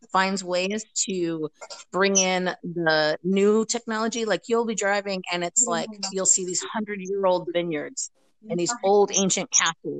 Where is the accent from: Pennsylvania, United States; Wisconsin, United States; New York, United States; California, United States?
Pennsylvania, United States; moved away as an adult; also born or lived in Tucson, Arizona / Virginia; now in Germany; I was born and raised in Pennsylvania.